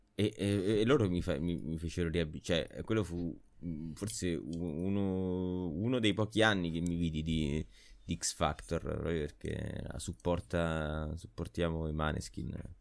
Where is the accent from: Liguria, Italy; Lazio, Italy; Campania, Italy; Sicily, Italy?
Lazio, Italy; Rome; siamo tutti di Roma Sud